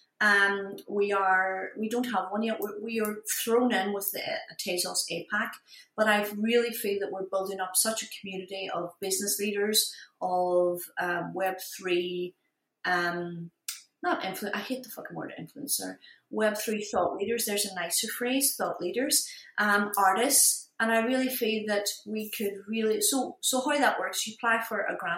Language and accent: English; Ireland; I'm Irish. You know, you have to earn it.